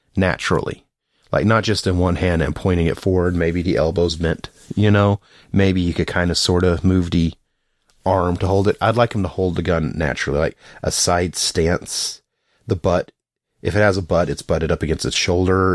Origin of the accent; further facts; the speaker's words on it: the South, United States; I'm from the South